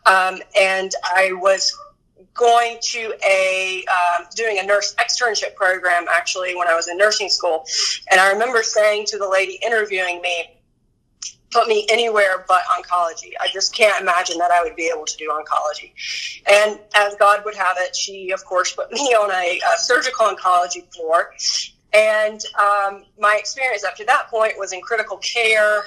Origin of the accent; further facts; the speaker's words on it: North Carolina, United States; I was born and raised in North Carolina